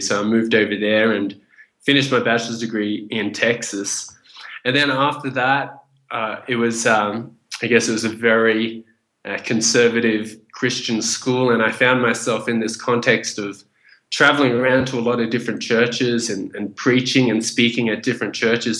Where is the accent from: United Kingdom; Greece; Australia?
Australia; also born or lived in Vietnam / Indonesia; I was born in Vietnam. My family fled the country after the Vietnam War, and we made it to a refugee camp in Indonesia where we stayed for about one year. And from there, we got accepted into Australia. And I grew up in Australia